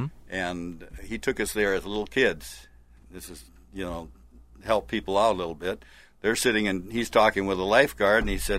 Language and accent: English; Eau Claire, Wisconsin, United States; And so I'd had some old friends I used to fish with in Eau Claire here that we grew up in the Third Ward.